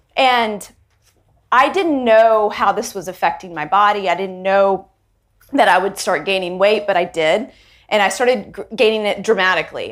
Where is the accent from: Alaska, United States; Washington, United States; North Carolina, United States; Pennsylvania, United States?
North Carolina, United States; Charlotte; an Indian girl living in the South, living in Charlotte, North Carolina, being one of the only Indian girls in my school